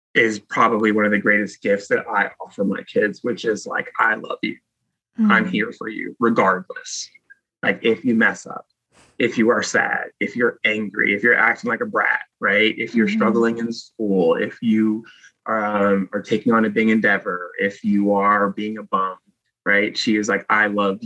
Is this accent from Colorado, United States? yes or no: no; Virginia, United States; also born or lived in Oakland, California; I was driving from back home, and I moved from Oakland back to Virginia